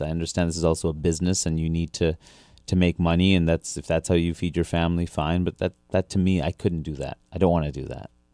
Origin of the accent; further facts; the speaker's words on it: New York City, New York, United States; also born or lived in Brunswick, Maine; I grew up in Queens, New York.